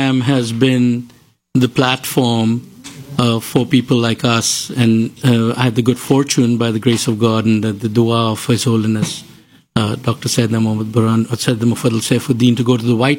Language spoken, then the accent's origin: English; Hyderabad, Telangana, India; moved away as an adult; also born or lived in Mumbai, India / Manipal, India; now in Texas, United States; मेरी परवरिश हुई है हैदराबाद में